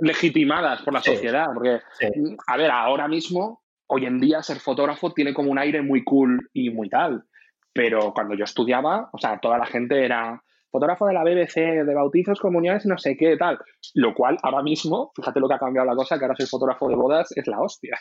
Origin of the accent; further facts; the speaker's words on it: Salamanca, Castile and León, Spain; moved away as an adult; also born or lived in Bilbao; now in Madrid, Spain; yo nací en Bilbao. Em, eh, nací en Bilbao, muy pequeñito mis padres se trasladaron a, Salamanca porque ellos eran profesores universitarios. ¿Mm? y he vivido en Salamanca toda mi vida, desde los, no sé, desde los dos años o los tres años hasta los 19 años